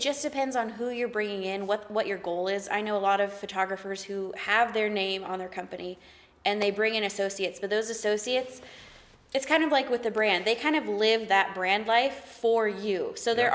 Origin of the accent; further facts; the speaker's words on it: the South, United States; I'm from the South.